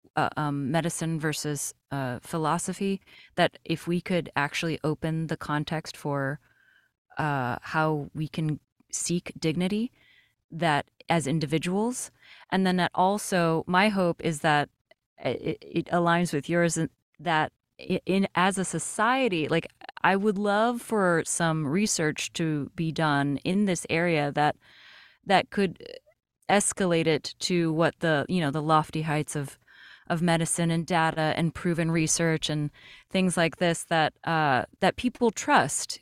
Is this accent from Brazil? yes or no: yes; Brazil; now in United States; I am an immigrant. I was born in Brazil, and then I came to the United States